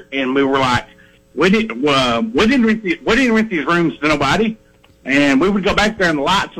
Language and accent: English; Tennessee, United States; moved away; also born or lived in Sanderson, Texas; I'm from Tennessee, and I used to live in Sanderson, Texas.